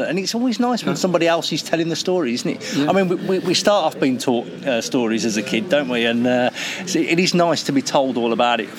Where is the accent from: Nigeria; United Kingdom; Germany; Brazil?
United Kingdom; Birmingham, West Midlands; I'm from Birmingham, obviously, but when I bring, you wouldn't tell from the accent.